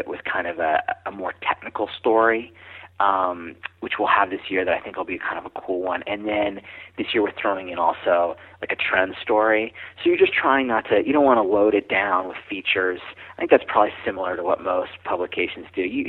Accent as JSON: {"language": "English", "town": "San Diego", "region": "California", "country": "United States", "said": "I'm from San Diego"}